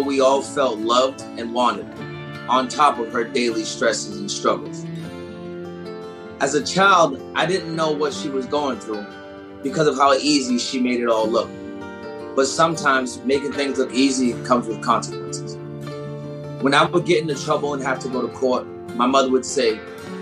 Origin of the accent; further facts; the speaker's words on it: Nashua, New Hampshire, United States; also born or lived in Detroit, Michigan; she moved us to Nashville, New Hampshire, the live free or die state